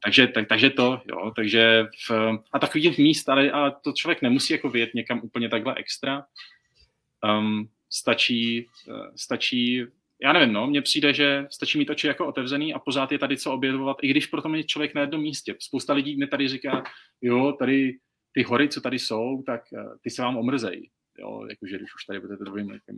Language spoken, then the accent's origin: Czech; Czechia; moved away as an adult; now in Canada; já jsem byl zvyklý z Česka si prostě vyjít do lesu